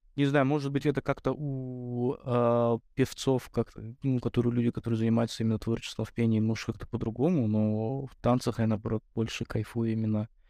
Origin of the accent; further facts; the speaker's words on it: Russia; я рос в России